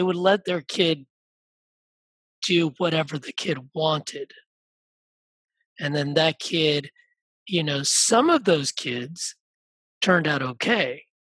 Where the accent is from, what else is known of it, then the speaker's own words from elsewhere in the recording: Asheville, North Carolina, United States; I grew up in Asheville